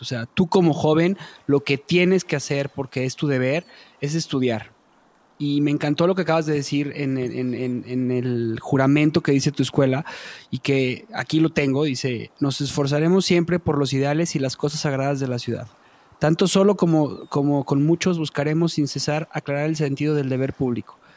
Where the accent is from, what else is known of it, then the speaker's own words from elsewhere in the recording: Mexico; nosotros como mexicanos